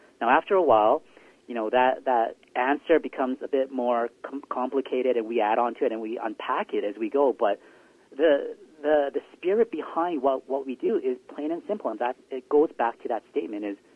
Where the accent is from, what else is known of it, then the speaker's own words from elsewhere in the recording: Vancouver, British Columbia, Canada; also born or lived in South Korea; Grew up, you know, my whole life here in the Lower Mainland and in the southwest side of Vancouver